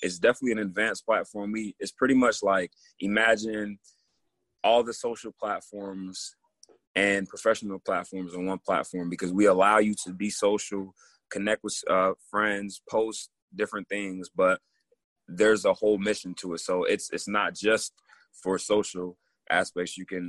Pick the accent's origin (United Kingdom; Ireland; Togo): Togo; born there; Definitely. I was born in Togo, West Africa.